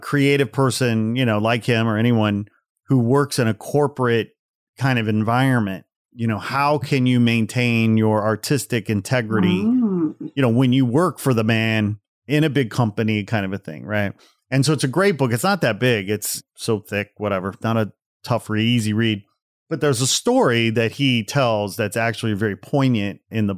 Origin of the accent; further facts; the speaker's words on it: outside Chicago, Illinois, United States; I grew up outside Chicago